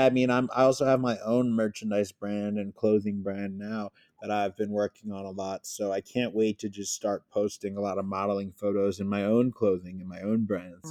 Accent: Philadelphia, Pennsylvania, United States; I'm from Philadelphia

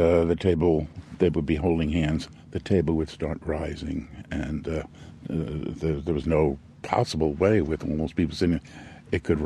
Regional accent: New York City, New York, United States; born or raised there

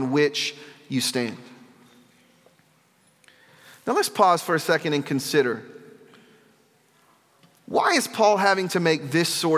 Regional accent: the South, United States; moved away; where I come from, I'm from the South

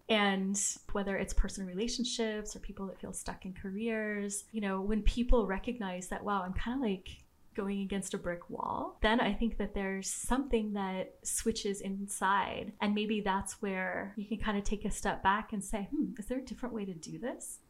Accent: Southern California, United States; I grew up in Southern California

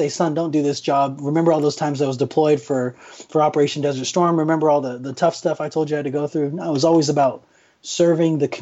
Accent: Phoenix, Arizona, United States; I grew up in West Phoenix

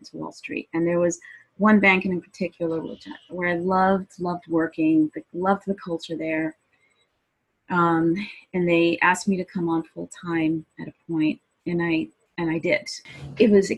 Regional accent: New York City, New York, United States; I was from Brooklyn

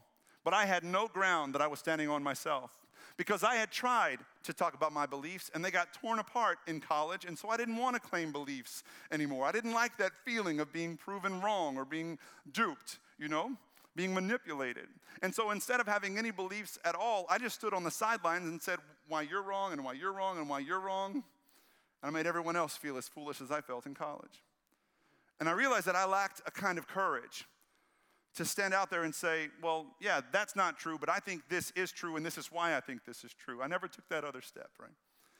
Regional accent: the Bible Belt, United States; Because I was raised in the Bible Belt, like many of y'all. I was raised in a conservative church.

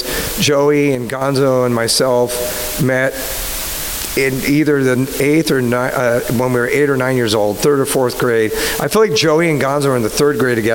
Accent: Los Angeles, California, United States; also born or lived in South Pasadena; we grew up in El Sereno, which is a little enclave of L.A. It's East L.A.

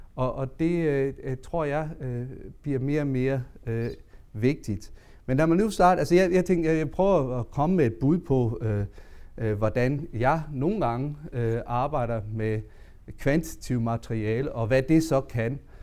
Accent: Southern Jutland, Denmark; jeg kommer jo fra det sønderjyske

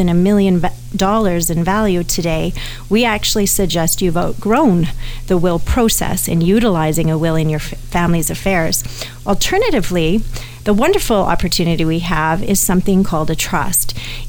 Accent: Canada; Even though I'm a Canadian, America has different legal systems than we do, as everyone knows. And so all of a sudden, I've put my own Canadian estate in jeopardy to, say, a liability.

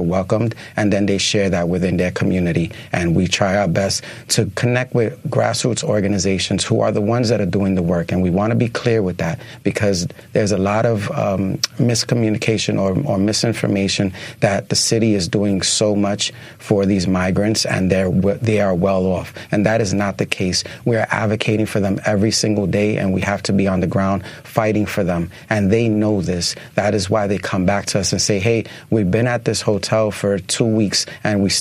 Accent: New York City, New York, United States; I'm born and raised in the Lower East Side. I'm a New Yorker

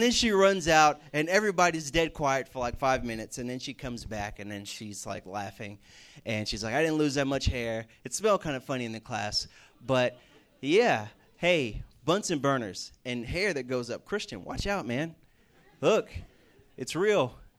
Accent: the South, United States; moved away as an adult; also born or lived in Sam Houston State University, Texas; now in West Virginia, United States; I came from the South, Bible Belt, a lot of churches around

